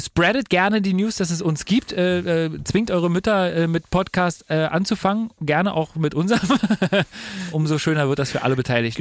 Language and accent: German; Germany; bei uns in Deutschland